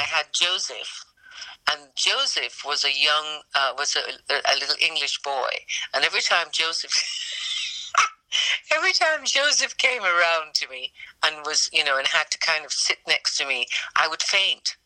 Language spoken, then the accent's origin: English; Jamaica; I was from Jamaica